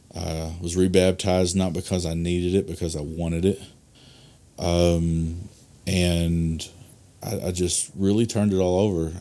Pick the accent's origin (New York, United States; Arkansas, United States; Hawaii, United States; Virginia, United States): Arkansas, United States; Delaplaine; I pastored at Delaplane, which is my hometown